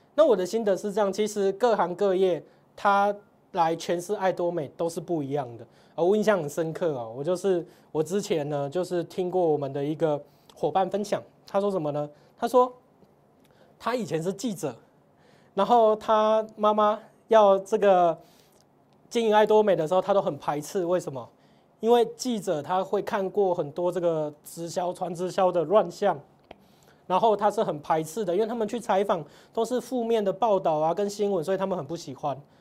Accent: Tainan, Taiwan; 我是台南人嘛

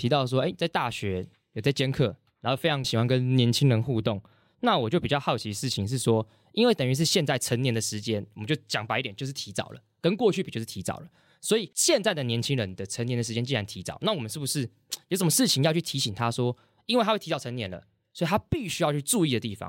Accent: Hsinchu, Taiwan; 像我自己就是从新竹过来，那租房子这件事情

